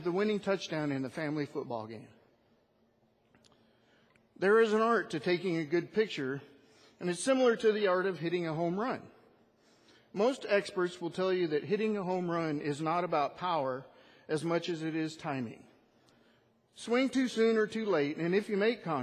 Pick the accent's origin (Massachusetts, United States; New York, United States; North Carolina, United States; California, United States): California, United States; Northern; moved away as an adult; my family and I moved to this area from Northern California, a place where I was born and lived all my life